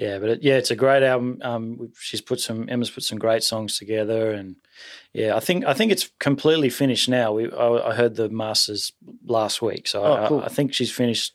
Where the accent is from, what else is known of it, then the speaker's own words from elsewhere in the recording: Sydney, New South Wales, Australia; also born or lived in Taree; I was born in Taree, which is sort of, you know, northish New South Wales, you know. But been living in Sydney since I was six or seven. Mm-hmm. Yeah. So I guess I'm really a Sydney boy.